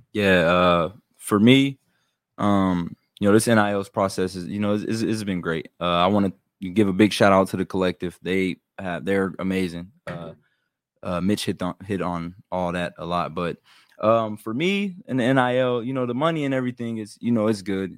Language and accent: English; Youngstown, Ohio, United States; I'm from Young Center